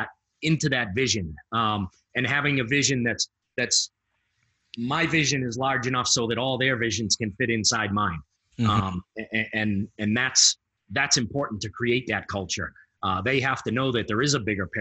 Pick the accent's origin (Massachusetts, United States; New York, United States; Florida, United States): Massachusetts, United States; I'm from Massachusetts.